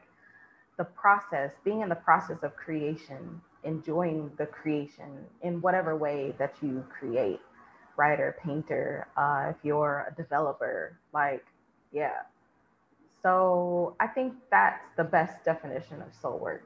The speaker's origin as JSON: {"language": "English", "country": "United States", "moved": "yes", "said": "I'm American first"}